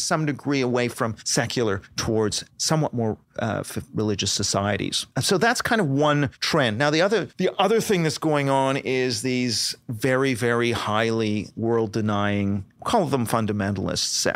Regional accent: Canada; moved away; Canada, you know, where I'm from, uh, originally

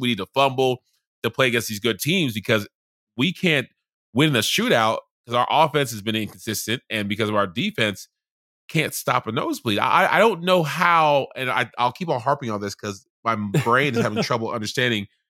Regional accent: Charleston, South Carolina, United States; moved away; also born or lived in Baltimore / Atlanta; I grew up in Charleston, South Carolina

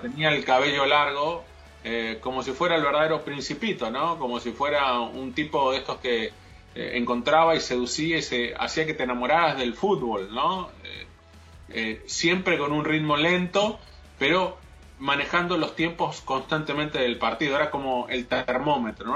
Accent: Argentina; yo como argentino

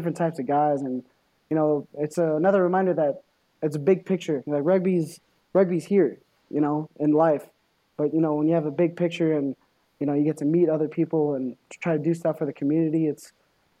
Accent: Los Angeles, California, United States; moved away; LA. You know, that's my hometown

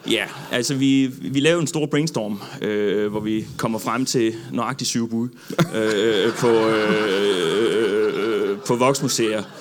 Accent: Odense, Southern Denmark, Denmark; Ja, altså jeg, jeg kommer jo fra, øh, hvad hedder det, jeg kommer fra Odense

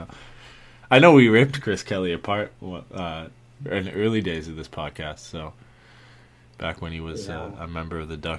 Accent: Canada; Yeah, and Ryan Gosling. We have the Ryans.

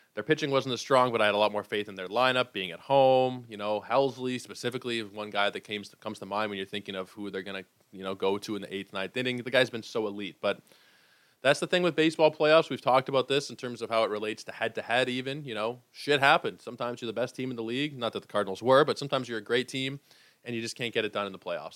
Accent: Toronto, Ontario, Canada; I am from Toronto

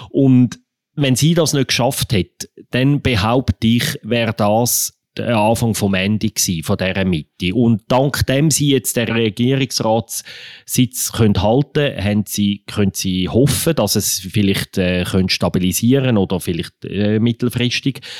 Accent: Aargau, Switzerland; also der Aargau ist im Fall teilweise katholisch, würde ich als Aargauer doch noch einwenden.

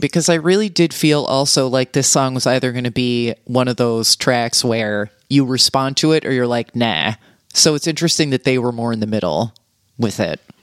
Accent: New York, United States; as a New Yorker

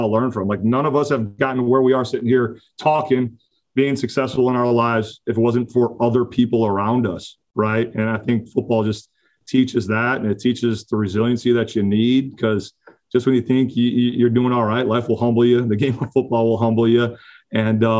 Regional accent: Oak Lawn, Illinois, United States; also born or lived in Slidell, Louisiana; grew up on southern suburb, Oak Lawn, right outside the city

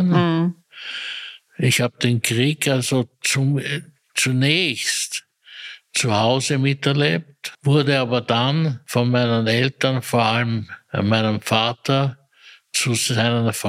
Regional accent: Maria Enzersdorf, Lower Austria, Austria; Ich bin aufgewachsen zunächst in Maria Enzersdorf

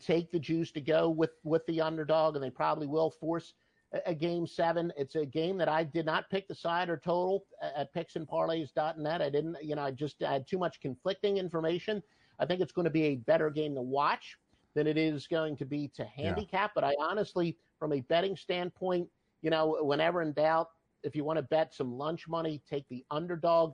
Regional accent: New Jersey, United States; also born or lived in Pittsburgh area; now in Atlanta, United States; I grew up in South Jersey outside of Philadelphia

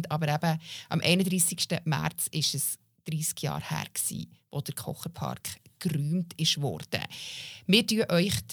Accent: Bern, Switzerland; also ich bin nicht in der Stadt Bern aufgewachsen, sondern ähm, in einem Dorf und wenn wir aber auf Bern gegangen sind

